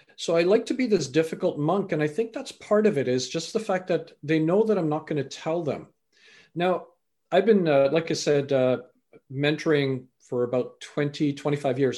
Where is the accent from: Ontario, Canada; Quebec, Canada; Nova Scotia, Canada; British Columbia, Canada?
British Columbia, Canada; also born or lived in England; I was born in England, raised in Canada.